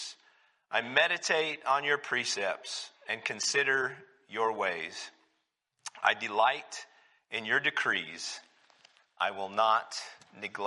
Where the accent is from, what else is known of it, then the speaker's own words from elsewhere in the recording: New Mexico, United States; moved away; when I grew up, the church I grew up in down in New Mexico